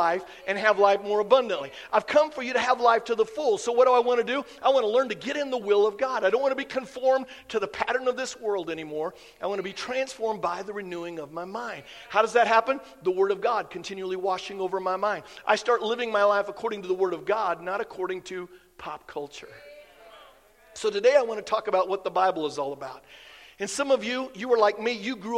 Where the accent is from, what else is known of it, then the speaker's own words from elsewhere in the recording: Iowa, United States; I grew up in Iowa